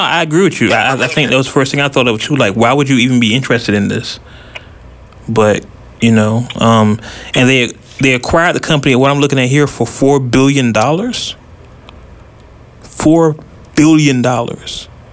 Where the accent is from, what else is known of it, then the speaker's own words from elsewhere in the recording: Oakland, California, United States; moved away; also born or lived in Virginia; my childhood, as a lot of you know, I'm from originally from Oakland, California, West Coast. My childhood, full of great memories of Death Row records